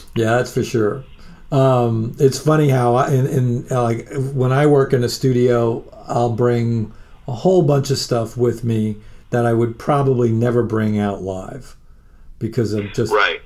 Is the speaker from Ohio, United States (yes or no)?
no; Long Island, New York, United States; I grew up in Long Island or on Long Island